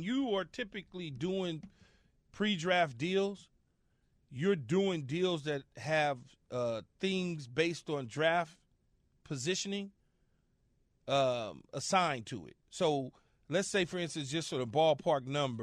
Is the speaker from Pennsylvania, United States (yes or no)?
no; Los Angeles, California, United States; a young man growing up in Los Angeles